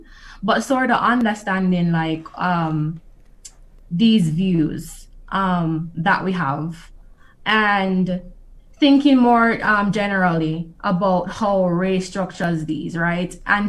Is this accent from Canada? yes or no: no; Jamaica; moved away; also born or lived in United States; growing up in Jamaica, there are certain views you have of how that race isn't something that is salient, right? However, moving to the US